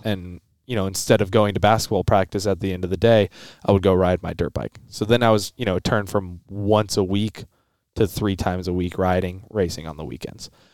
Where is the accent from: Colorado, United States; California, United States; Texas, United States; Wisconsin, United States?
Colorado, United States; I'm from Colorado.